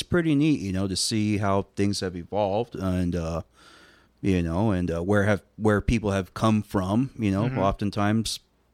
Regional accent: Redondo Beach, California, United States; coming from Redondo

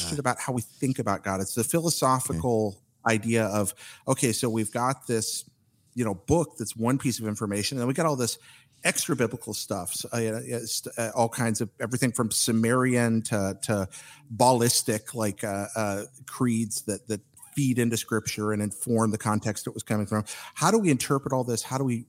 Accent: North Carolina, United States; moved away as an adult; also born or lived in Alabama / Ohio / Washington, D.C. / Florida; But yeah, actually, I grew up here in North Carolina.

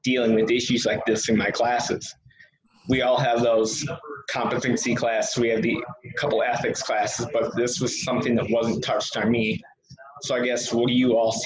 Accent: La Crosse, Wisconsin, United States; I'm also from Wisconsin. I'm from La Crosse with Joel

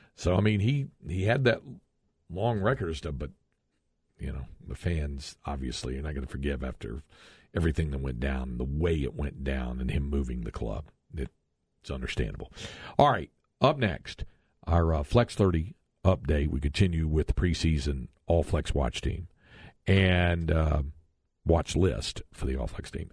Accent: North Carolina, United States; now in Texas, United States; growing up in North Carolina

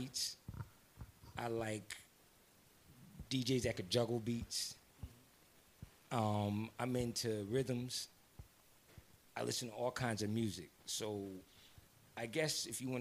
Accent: New Rochelle, New York, United States; I'm from New Row

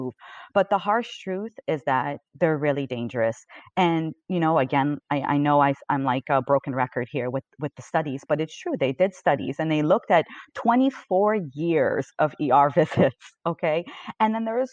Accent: Canada; I'm Canadian

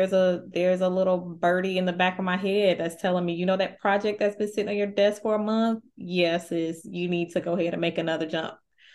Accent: the South, United States; Cornbread and collard greens and neck bone. Okay, I'm from the South.

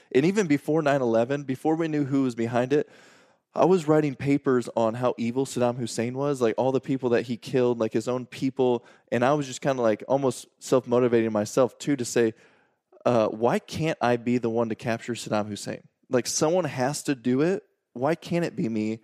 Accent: Washburn, Illinois, United States; I'm from a small town in Illinois called Washburn, and, uh, there's eleven hundred people in the town

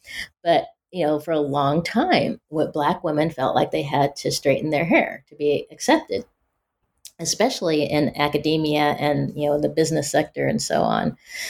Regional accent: Pacific Northwest, United States; You know, growing up in the Pacific Northwest, people assume when you're Black, oh, you grew up in the South or in the inner city or you're urban.

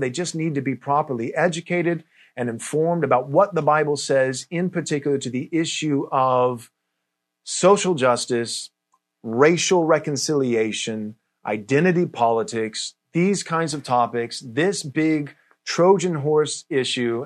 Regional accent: Texas, United States; now in California, United States; I grew up in Texas

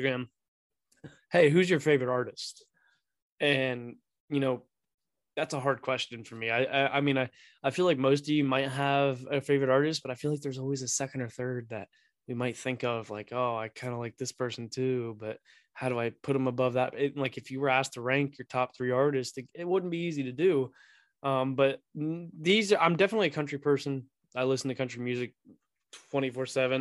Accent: Pataskala, Ohio, United States; also born or lived in Delaware, Ohio; I'm from Pataskala, Ohio. I went to Watkins Memorial High School

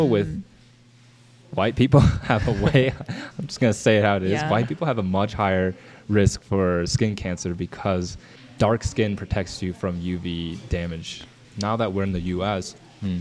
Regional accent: Ohio, United States; growing up in Ohio

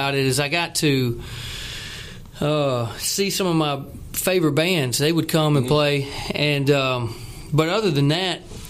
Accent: Spring Hill, United States; I grew up in Spring Hill again, and there's nothing to do there

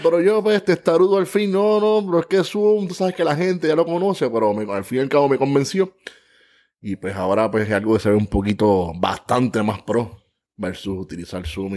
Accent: San Juan, Puerto Rico; natural de San Juan, Puerto Rico

